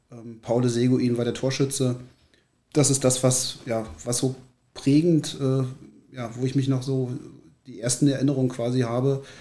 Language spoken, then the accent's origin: German; Berlin, Germany; 1978, kurz nach meiner Einschulung, nach Berlin gezogen. Und ähm, fühle mich deshalb auch als Berliner